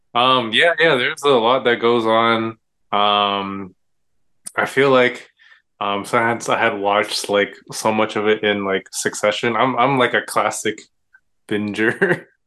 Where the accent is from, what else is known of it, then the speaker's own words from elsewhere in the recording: Irvine, California, United States; also born or lived in Davis, California / Los Angeles, California; I grew up in Orange County in uh, Irvine. We, uh, we call it the bubble, I guess. Um, yeah, I grew up in Irvine